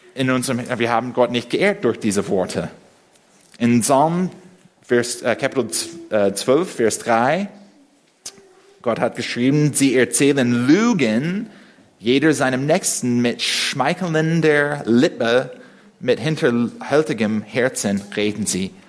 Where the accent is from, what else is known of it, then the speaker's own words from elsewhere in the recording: United States; first language English; German is a second language; now in Berlin, Germany; als Amerikaner, der Englisch als Muttersprache spricht